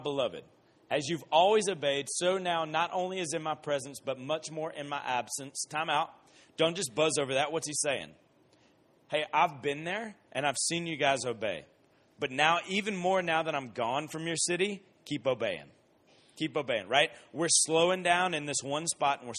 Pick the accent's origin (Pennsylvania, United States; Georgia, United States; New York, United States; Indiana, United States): Georgia, United States; Columbus; moved away; I grew up in Columbus, Georgia